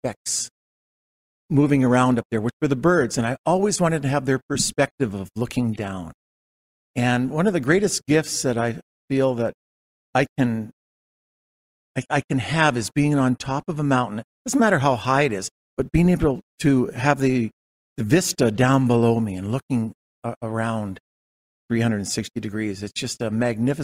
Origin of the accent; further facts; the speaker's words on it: Calgary, Alberta, Canada; also born or lived in Winnipeg, Manitoba; The family moved